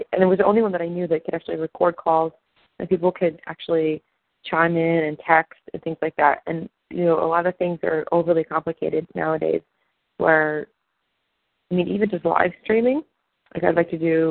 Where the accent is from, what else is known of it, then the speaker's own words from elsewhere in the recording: Pennsylvania, United States; I'm from Pennsylvania